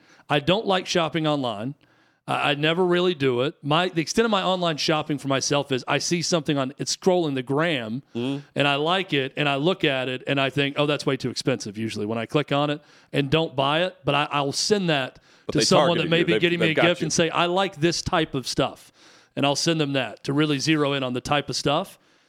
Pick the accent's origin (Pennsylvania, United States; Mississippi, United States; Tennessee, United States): Tennessee, United States; I think Nashville proper, we're from the outskirts. I'm not going to say that I'm from Nashville. I'm from a surrounding county, and where I grew up was way more rural than it is now.